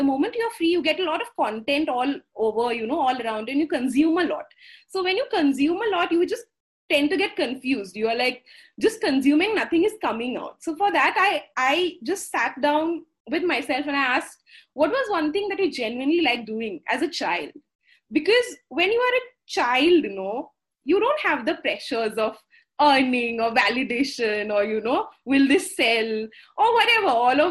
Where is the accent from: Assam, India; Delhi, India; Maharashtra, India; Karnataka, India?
Assam, India; first language Assamese; English is a second language; Moromere means with love. In Assamese being my mother tongue.